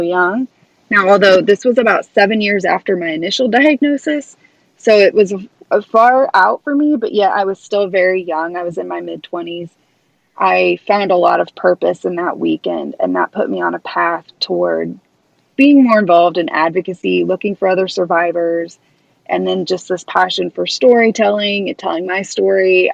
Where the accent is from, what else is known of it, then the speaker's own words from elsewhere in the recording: Kansas City, Missouri, United States; this Midwestern girl from middle of the country. Here I come from Kansas City, Missouri